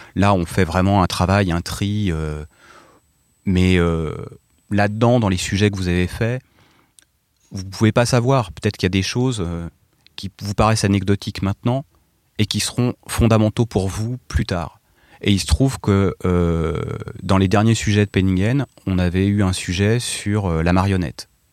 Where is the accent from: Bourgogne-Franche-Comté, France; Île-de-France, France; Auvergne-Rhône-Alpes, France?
Île-de-France, France; Essonne; also born or lived in Paris; je venais de de l'Essonne, euh, sur orge euh, et là, j'arrive à Paris